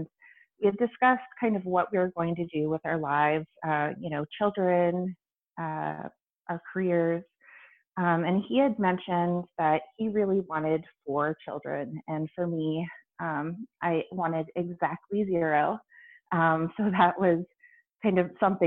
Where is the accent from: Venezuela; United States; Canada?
Canada; I'm Canadian